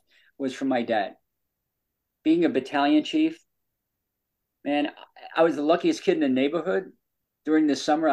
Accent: New York, United States; we're both from New York

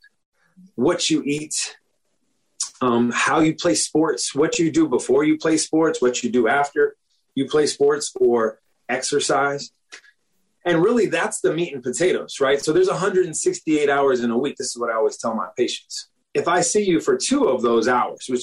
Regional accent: Washington, District of Columbia, United States; moved away as an adult; now in Florida, United States; I'm originally from the Washington, D.C. area. I came down to Florida to go to the University of Florida

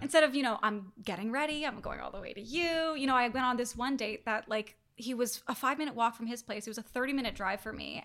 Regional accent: Toronto, Ontario, Canada; moved away; move back to Toronto, my hometown

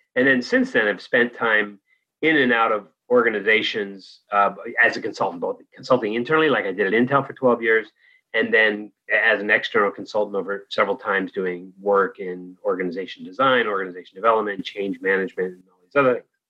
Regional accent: Danville, California, United States; moved away as an adult; also born or lived in Santa Barbara / France / Nepal; I grew up in the East Bay, San Francisco Bay Area, in Danville

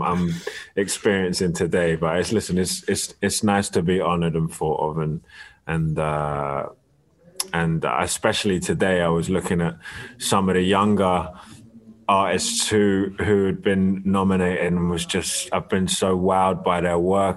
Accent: London, United Kingdom; also born or lived in Barnet; I was born in Barnet Hospital, but moved to Kentish Town pretty soon after

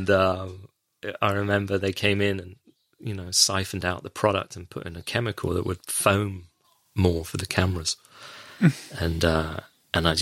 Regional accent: West Country, South West England, United Kingdom; moved away as an adult; also born or lived in London; I'm from the West Country

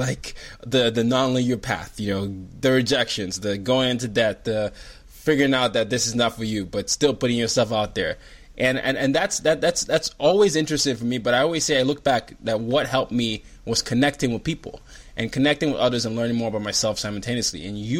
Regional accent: Nigeria; I'm Nigerian, to what's happened in Nigeria

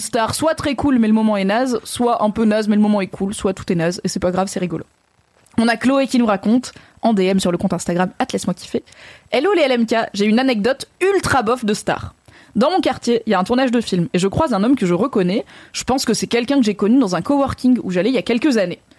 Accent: Valence, Auvergne-Rhône-Alpes, France; j'ai grandi à Valence

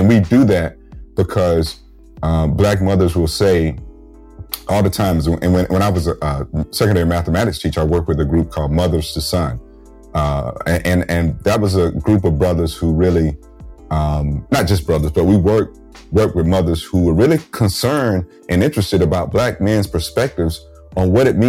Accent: the South, United States; And growing up in the South as a black man, I was keenly, keenly aware of that.

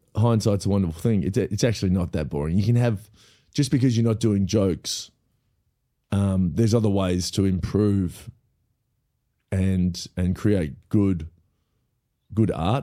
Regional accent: Melbourne, Victoria, Australia; also born or lived in Los Angeles; I grew up in Melbourne

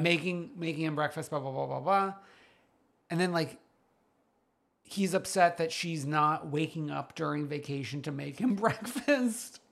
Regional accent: New York City, New York, United States; an expert from Staten Island

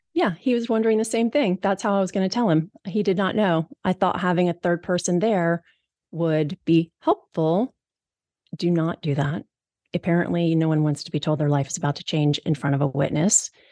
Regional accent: East Coast, United States; moved away as an adult; now in Seattle, United States; I'm three thousand miles away from home. I'm from the East Coast and I live here in Seattle.

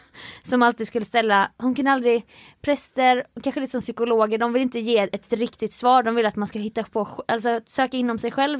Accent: Jönköping, Jönköping County, Sweden; moved away; min hemstad Jönköping

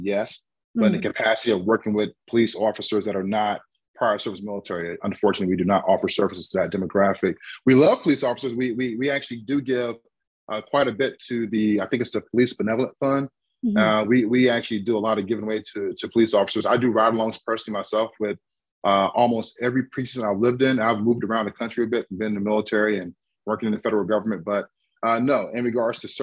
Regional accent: Fayetteville, North Carolina, United States; moved away as an adult; I'm originally from Fayetteville, North Carolina.

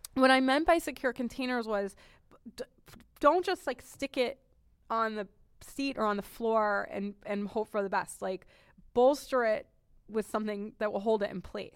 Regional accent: New England, United States; I'm from New England

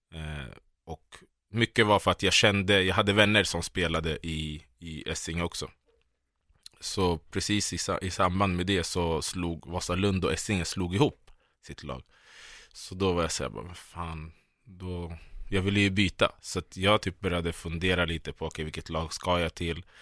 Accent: Solna, Stockholm County, Sweden; jag växte upp i Bergshamra i Solna

